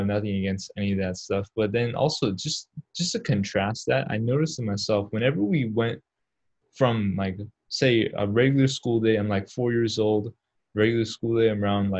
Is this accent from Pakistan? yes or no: yes; Pakistan; now in United States; Yeah, I come from Pakistan. So, and actually, the first place we lived in America was in New York City.